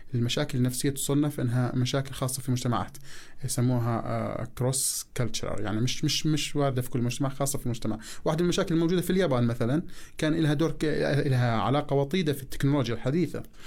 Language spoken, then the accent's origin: Arabic; Jordan; عندنا في الاردن